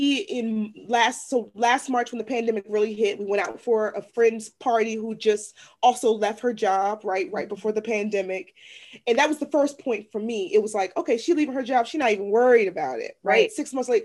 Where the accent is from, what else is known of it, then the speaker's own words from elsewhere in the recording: Washington, District of Columbia, United States; now in Maryland, United States; I'm originally from Washington, D.C., from an area that was heavily impacted by the war on drugs.